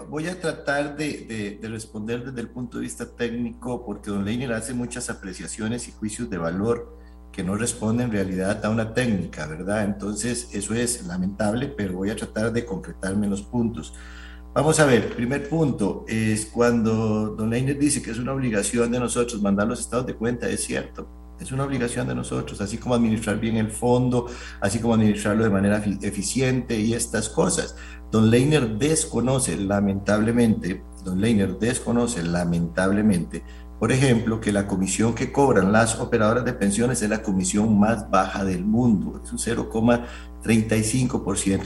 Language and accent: Spanish; Costa Rica